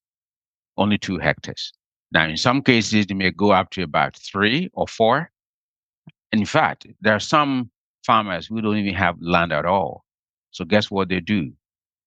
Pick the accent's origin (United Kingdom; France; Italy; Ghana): Ghana; now in Washington, D.C., United States; Growing up in Ghana, especially during the hunger season